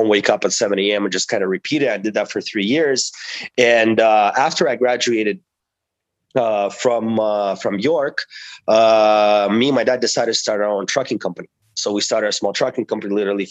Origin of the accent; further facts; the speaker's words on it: Toronto, Ontario, Canada; also born or lived in Russia; I grew up in Toronto. I am from an immigrant family. We immigrated to Toronto when I was 12 years old from Russia, and I grew up there.